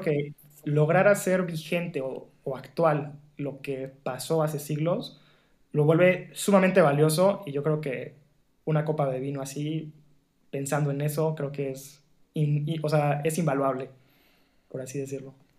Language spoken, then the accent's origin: Spanish; Mexico; la tradición vinícola que tenía o que tiene nuestro país todavía